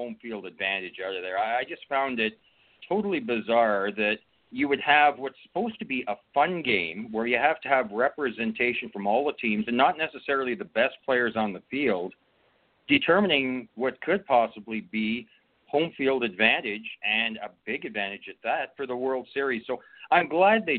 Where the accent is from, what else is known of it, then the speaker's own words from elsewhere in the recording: Canada; growing up as an Expos fan, that's basically all I could watch up here in Canada